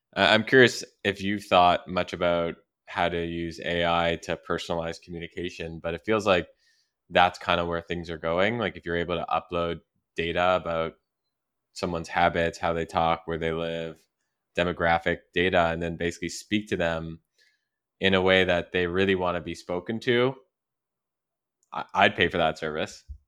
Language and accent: English; Canada; moved away; I'm from Canada